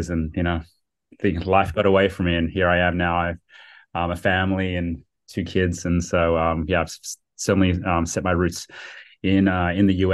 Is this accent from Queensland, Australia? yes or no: no; Sydney, New South Wales, Australia; moved away as an adult; also born or lived in United States; now in San Francisco, United States; I was from Sydney. From yeah, Sydney, yeah, yeah. Um, near yeah, right on the east coast of um, very close to Bondi Beach.